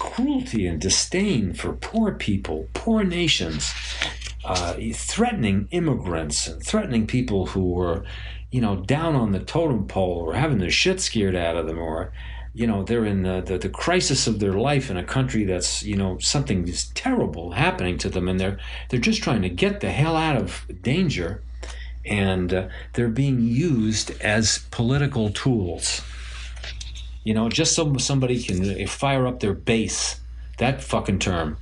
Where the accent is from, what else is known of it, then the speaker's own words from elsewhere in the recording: New York City, New York, United States; where I grew up in Brooklyn